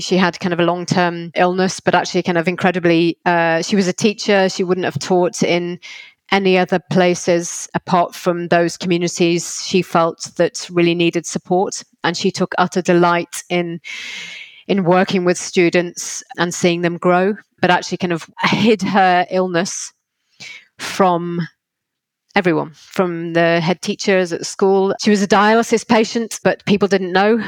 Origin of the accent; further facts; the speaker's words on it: Liverpool, North West England, United Kingdom; I'm from Liverpool and intentionally stayed in Liverpool